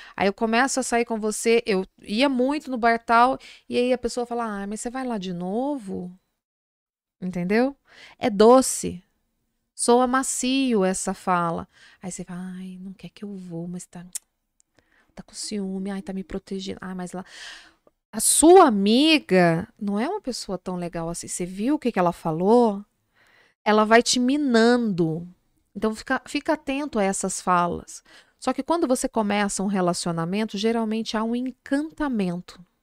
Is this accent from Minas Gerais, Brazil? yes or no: yes; Minas Gerais, Brazil; Eu sou mineira